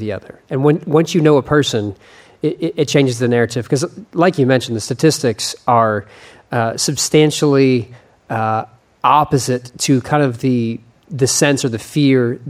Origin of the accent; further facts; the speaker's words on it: Texas, United States; as a Texan